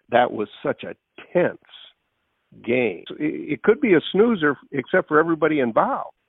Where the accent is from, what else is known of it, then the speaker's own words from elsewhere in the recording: Jefferson, Iowa, United States; I was from Jefferson